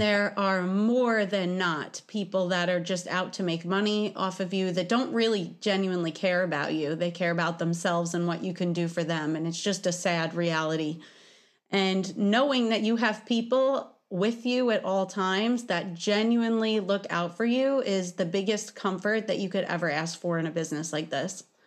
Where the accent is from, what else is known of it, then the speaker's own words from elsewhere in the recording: New York City, New York, United States; I think it's due to me being a New Yorker. Uh, I was born in Brooklyn